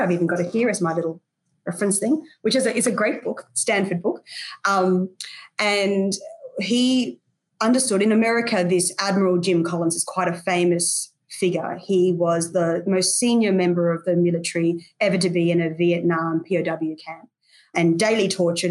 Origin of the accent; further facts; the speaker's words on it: Brisbane, Queensland, Australia; Brisbane, which is my hometown.